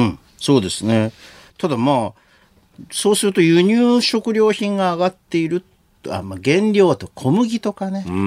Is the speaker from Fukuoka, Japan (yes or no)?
yes; Kurume, Fukuoka, Japan; 福岡県の久留米市出身